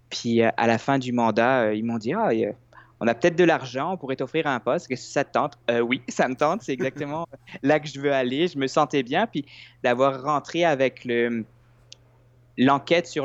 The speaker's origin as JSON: {"language": "French", "country": "France", "moved": "yes", "lives_now": "Quebec, Canada", "said": "moi, je suis arrivé en 2003 de la France euh, au Québec."}